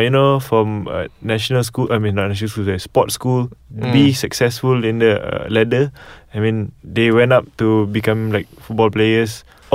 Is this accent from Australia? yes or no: no; Malaysia; we're Malaysians.